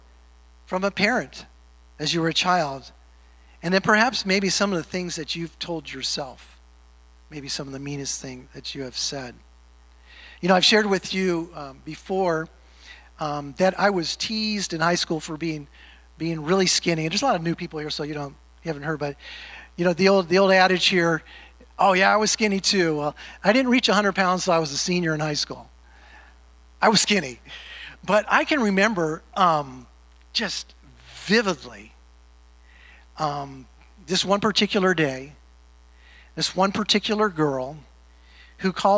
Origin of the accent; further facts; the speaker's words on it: California, United States; moved away; Growing up in California